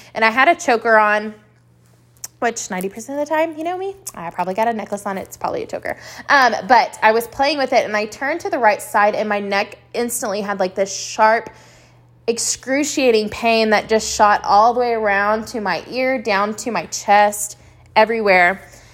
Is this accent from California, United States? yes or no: no; Lubbock, Texas, United States; also born or lived in Abilene, Texas; we found ourselves calling Lubbock, Texas, home for about eighteen years of my life